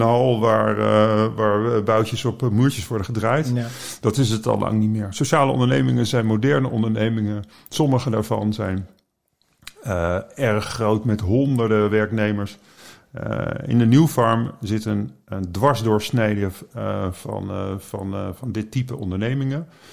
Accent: The Hague, South Holland, Netherlands; moved away; Ik ben naar Den Haag gekomen, mijn geboortestad

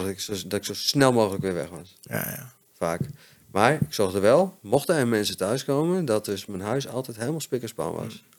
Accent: Hoogeveen, Drenthe, Netherlands; born there; moved away; Ik ben in Hogeveen geboren.

